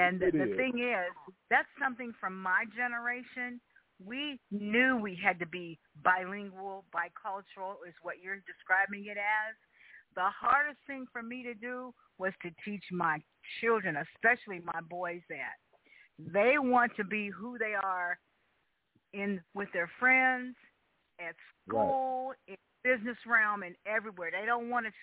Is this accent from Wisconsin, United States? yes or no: no; Tennessee, United States; we're from Tennessee, so, you know, it wasn't real twangy or anything, but it was kind of country